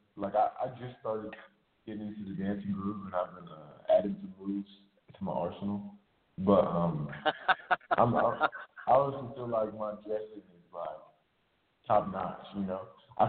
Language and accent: English; Nigeria; they used to call me like the … because I'm Nigerian